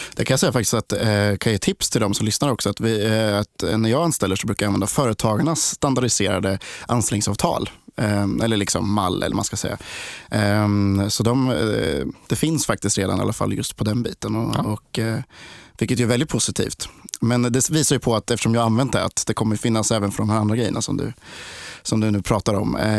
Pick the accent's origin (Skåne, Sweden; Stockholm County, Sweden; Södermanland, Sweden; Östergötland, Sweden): Östergötland, Sweden; Linköping; Jag, jag är också från Linköping. Eller jag är från Linköping.